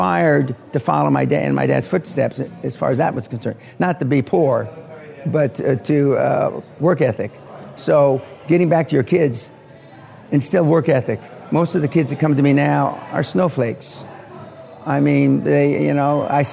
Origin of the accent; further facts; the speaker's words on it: Los Angeles, California, United States; also born or lived in Jacksonville, Florida; now in Scotland; I was born in Jacksonville, Florida, right at the end of World War II. And I was raised in Los Angeles, outside Los Angeles, initially in East L.A.